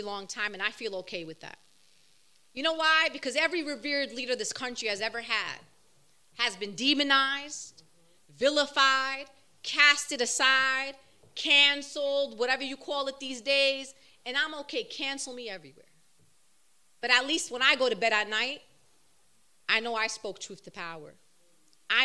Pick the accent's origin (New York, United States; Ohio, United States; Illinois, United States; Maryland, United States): New York, United States; New York City; I'm born and raised, bred Brooklyn. It's in my blood